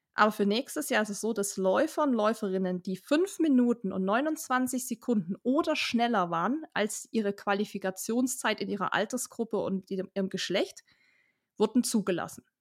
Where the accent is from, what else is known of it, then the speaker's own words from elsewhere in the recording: Germany; Wir als Deutsche